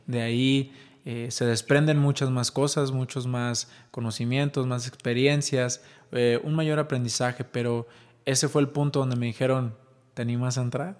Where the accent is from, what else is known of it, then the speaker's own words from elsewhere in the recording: Ixtlán del Río, Nayarit, Mexico; now in Guadalajara, Mexico; Soy mexicano, soy nacido en Ixtlán del Río Nayarit, orgullosamente, pero actualmente radicamos en Guadalajara, Jalisco